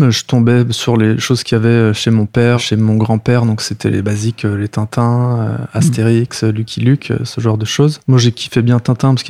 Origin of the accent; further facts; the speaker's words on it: Béziers, Occitania, France; born there; Je suis né à Béziers, mais j'ai fait que ça, naître là-bas.